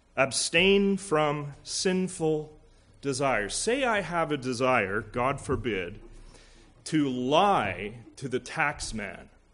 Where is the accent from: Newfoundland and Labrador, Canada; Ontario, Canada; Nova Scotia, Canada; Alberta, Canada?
Alberta, Canada; now in Pierrefonds, Canada; Being from Alberta